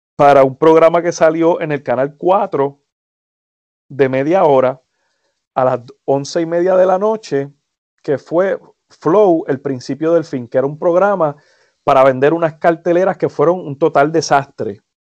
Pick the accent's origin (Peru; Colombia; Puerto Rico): Puerto Rico; Humacao; moved away as an adult; now in United States; yo soy de Humacao, biuniversitaria en Humacao, eh, al frente de la UPR